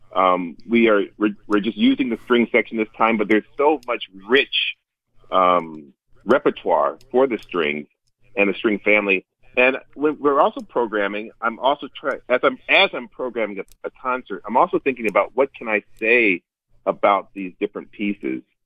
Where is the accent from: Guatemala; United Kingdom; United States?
United States; Greensboro, North Carolina; moved away; also born or lived in Oklahoma; we settled in Greensboro, North Carolina, where my dad was the dean of, a, of a all girls black college, uh, Bennett College, and that's so that's where I say I grew up, even though I was born in Oklahoma